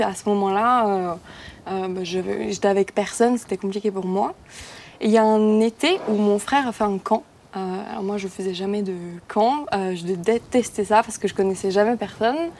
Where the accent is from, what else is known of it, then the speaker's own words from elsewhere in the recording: near Mulhouse, Grand Est, France; je viens de côté de Mulhouse